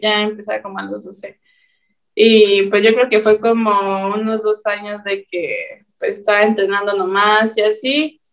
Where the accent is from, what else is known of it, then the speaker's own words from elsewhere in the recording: State of Mexico, Mexico; now in Monterrey, Mexico; yo soy del Estado de México